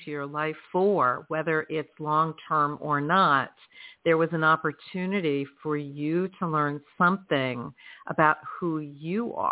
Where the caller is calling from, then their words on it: Georgia, United States; I am calling from Georgia.